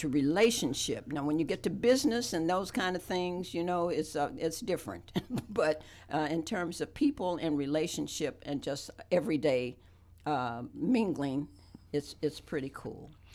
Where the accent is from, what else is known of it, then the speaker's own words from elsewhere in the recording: West Virginia, United States; now in Athens, United States; I grew up in West by God, Virginia